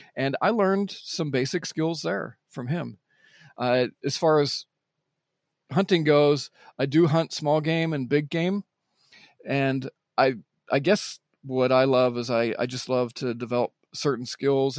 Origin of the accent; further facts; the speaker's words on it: Pittsburgh, Pennsylvania, United States; I was born just outside of Pittsburgh, Pennsylvania